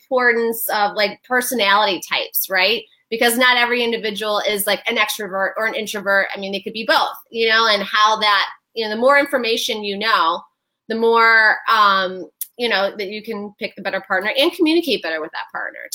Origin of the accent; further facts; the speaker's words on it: Detroit, Michigan, United States; I am from Detroit